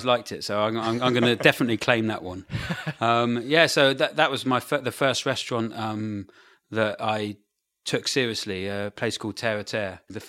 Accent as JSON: {"language": "English", "town": "Brighton", "region": "South East England", "country": "United Kingdom"}